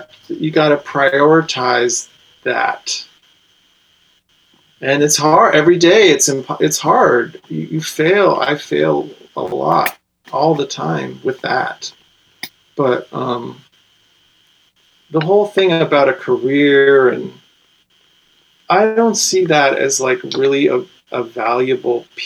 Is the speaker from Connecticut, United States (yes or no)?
yes; Connecticut, United States; a white guy from Connecticut